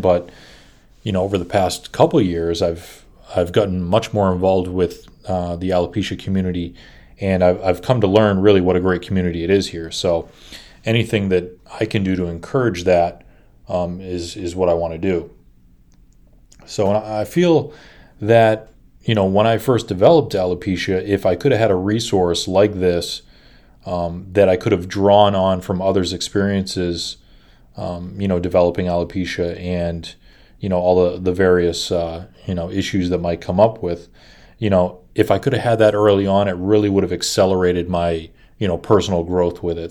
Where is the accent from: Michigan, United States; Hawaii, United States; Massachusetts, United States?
Massachusetts, United States; Boston; I'm from Boston